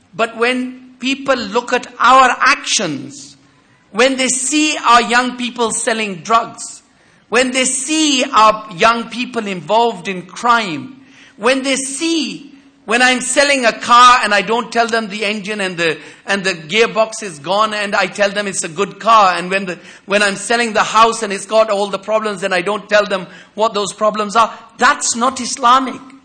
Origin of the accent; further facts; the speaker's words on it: United Kingdom; as a British Muslim